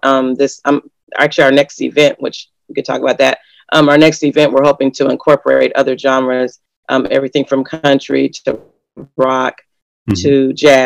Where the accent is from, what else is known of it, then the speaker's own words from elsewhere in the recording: Los Angeles, California, United States; now in Alaska, United States; growing up around Los Angeles, and then my mom came here